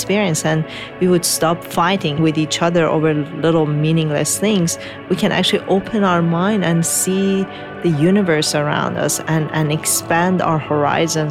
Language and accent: English; Tehran, Tehran Province, Iran; moved away; also born or lived in Mashhad, Iran; I was born in Mashhad, the second largest city, but then moved to Tehran and grew up in Tehran